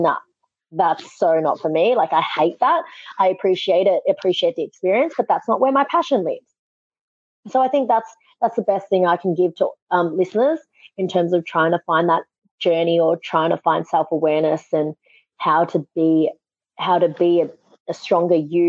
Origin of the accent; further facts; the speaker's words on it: Australia; I'm from Australia